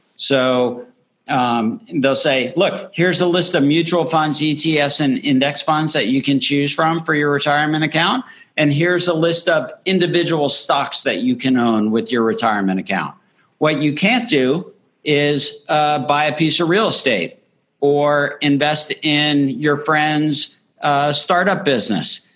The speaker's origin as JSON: {"language": "English", "town": "Miami", "region": "Florida", "country": "United States", "tie": "born or raised there", "also_born_or_lived": "Northeast United States / West Coast United States", "moved": "yes", "lives_now": "Nashville, United States", "said": "I grew up in Miami, Florida"}